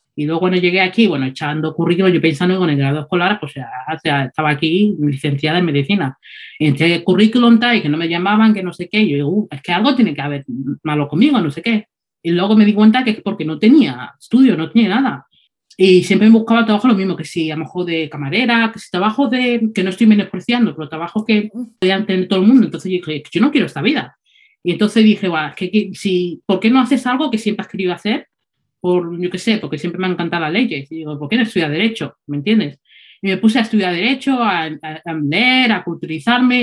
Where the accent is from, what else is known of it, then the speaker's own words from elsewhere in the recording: Spain; moved away as an adult; now in England, United Kingdom; crecí en España desde muy chica, o sea, creo que tenía 5 o 4